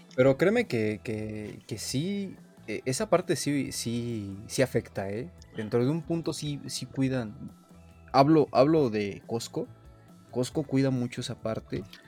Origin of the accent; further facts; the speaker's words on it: Mexico; como mexicanos buscamos